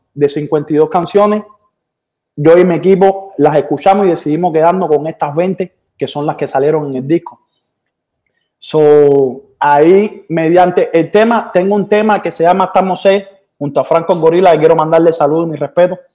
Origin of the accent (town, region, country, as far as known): Cuba; now in Miami, United States